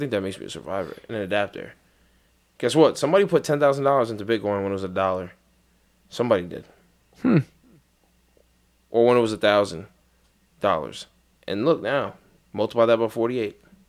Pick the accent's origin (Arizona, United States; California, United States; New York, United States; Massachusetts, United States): New York, United States; East New York; I'm from East New York. Shit like that don't happen to us.